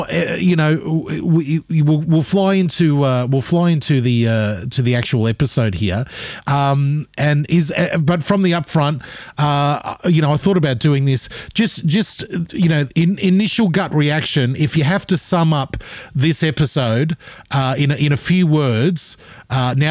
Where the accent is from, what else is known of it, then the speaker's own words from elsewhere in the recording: Gold Coast, Queensland, Australia; I grew up on the Gold Coast.